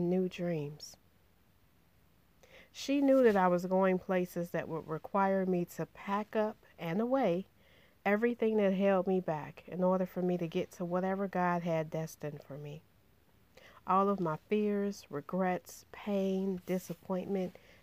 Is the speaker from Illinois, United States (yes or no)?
yes; Chicago, Illinois, United States; I grew up in Inglewood, the largest and one of the most disenfranchised neighborhoods on Chicago's South Side